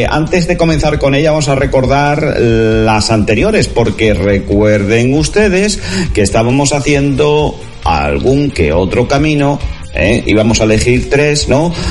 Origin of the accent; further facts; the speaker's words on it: Extremadura, Spain; a todos aquellos que no conocen nuestra tierra o siendo extremeños pues no conocen nuestra zona